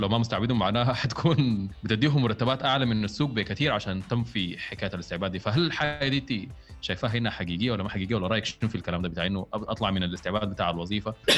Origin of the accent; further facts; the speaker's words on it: Sudan; إحنا كموظفين سودانيين